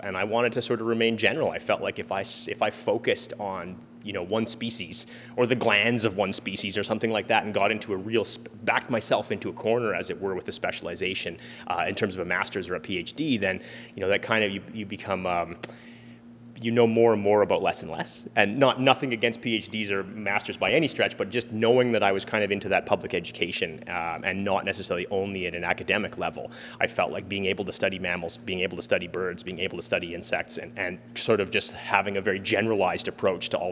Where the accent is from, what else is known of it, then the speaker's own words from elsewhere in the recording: Edmonton, Alberta, Canada; So I grew up here in Edmonton, in my own backyard